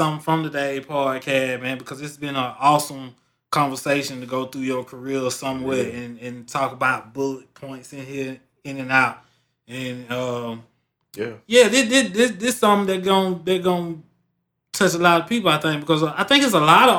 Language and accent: English; Griffin, Georgia, United States; I was from Griffin